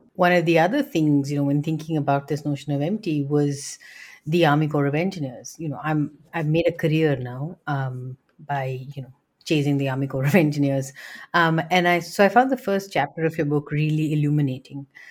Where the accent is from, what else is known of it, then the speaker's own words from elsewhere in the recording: India; moved away; somebody who grew up in India